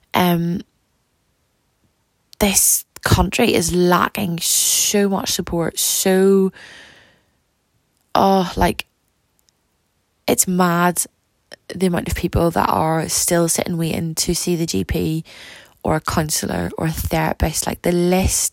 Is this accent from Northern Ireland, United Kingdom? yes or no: yes; Ballymoney, Northern Ireland, United Kingdom; also born or lived in Belfast; growing up in Ballymoney, I've lived then in Belfast